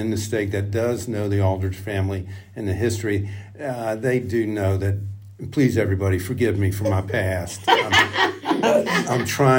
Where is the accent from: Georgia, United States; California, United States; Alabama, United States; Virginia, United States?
Virginia, United States; Richmond; also born or lived in Henrico County, Virginia / Louisa County, Virginia; I grew up right here in Richmond, Virginia. Eight kids, one sister, she's the oldest.